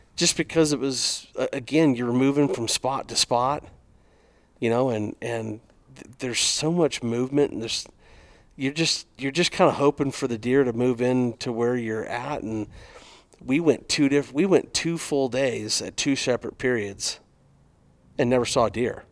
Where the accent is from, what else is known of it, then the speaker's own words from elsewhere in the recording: Arizona, United States; growing up in Arizona